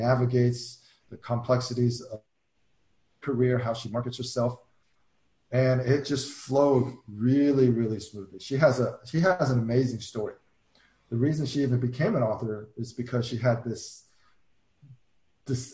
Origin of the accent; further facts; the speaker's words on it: United States; I'm an American